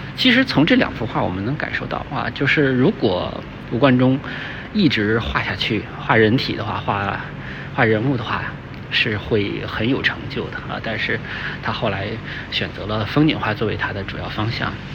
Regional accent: China; 我们中国人

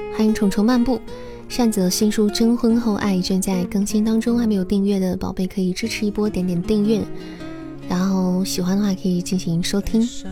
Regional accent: Xi'an, Shaanxi, China; 我是西安人

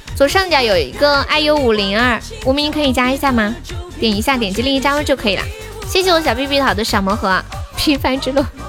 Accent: Sichuan, China; accent: Sichuanese; 我们这里四川话说社会的那些小，小女孩，就叫，就叫什么“改妹儿”

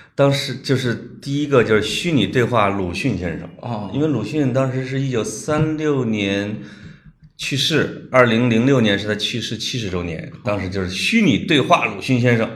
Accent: China; also born or lived in Scotland; 我们中国人的大方

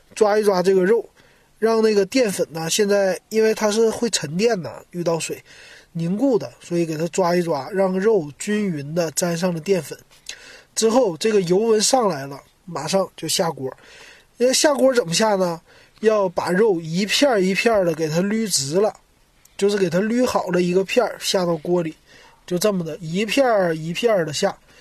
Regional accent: Shenyang, Liaoning, China; moved away as an adult; now in Shanghai, China; 我是沈阳人，我离开沈阳之后

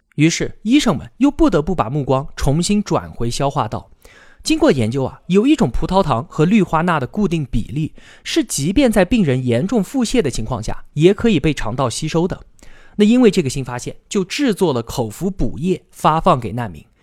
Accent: China; 我们中国呢

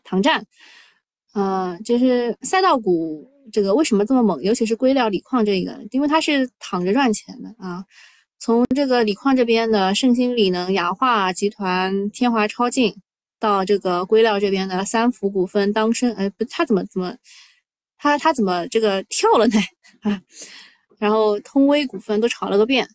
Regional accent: Shanghai, China; 我是上海人

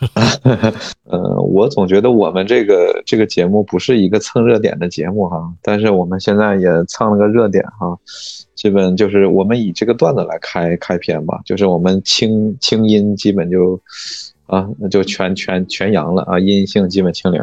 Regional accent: Mudanjiang, Heilongjiang, China; now in Beijing, China; 像我们牡丹江，比你们那儿体量还要小

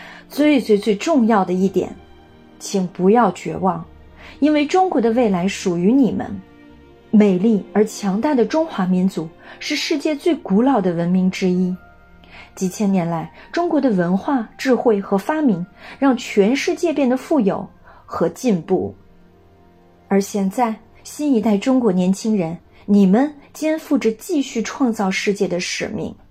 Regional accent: France; Chinese is a second language; 作为法国人，我的心跳节奏不但与法国同频，也和中国共振，那个我深爱的美丽的国度。

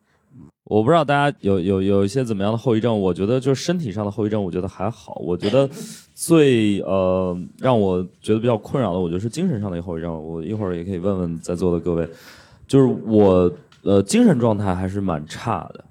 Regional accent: northern China, China; now in Shanghai, China; 我作为一个北方人，我在上海生活了这么多年之后，我再回家过年的时候，我都会觉得，我靠，干死了，太干了

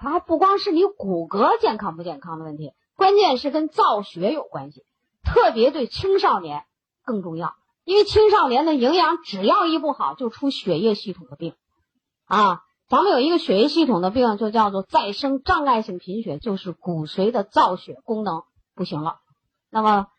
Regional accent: China; 我们中国人的饮食习惯，我们是不缺磷的

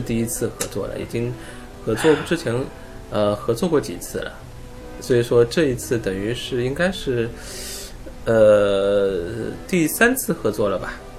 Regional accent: China; 我们中国人

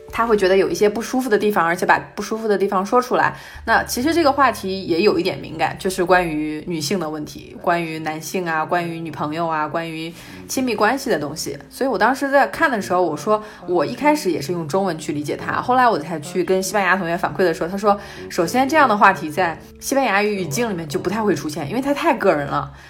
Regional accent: China; moved away as an adult; now in Spain; 就中国我们老是说啊

